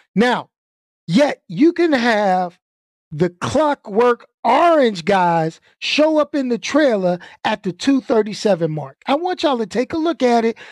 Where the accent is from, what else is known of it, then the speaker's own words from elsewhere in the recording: New York City, New York, United States; also born or lived in Brooklyn; I grew up in Queens